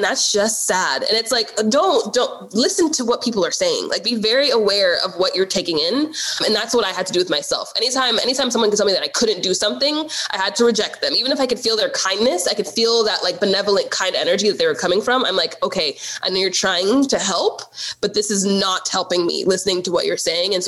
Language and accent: English; United States; I am technically African American because I was born in America and I'm Black, but my parents are immigrants